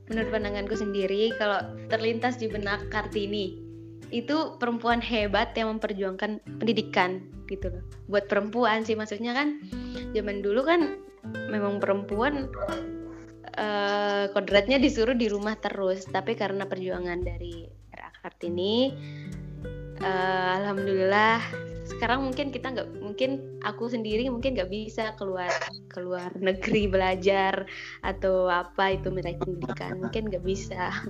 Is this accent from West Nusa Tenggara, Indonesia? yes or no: yes; Lombok, West Nusa Tenggara, Indonesia; now in Jiangsu, China